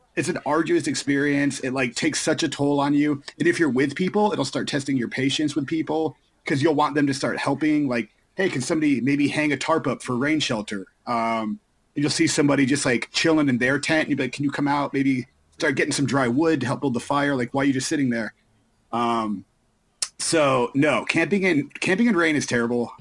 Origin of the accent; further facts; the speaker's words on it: Florida, United States; growing up in Florida